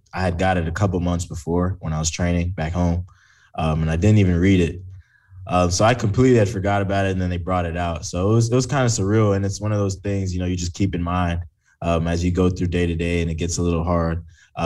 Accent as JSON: {"language": "English", "region": "Florida", "country": "United States", "said": "I'm from Florida"}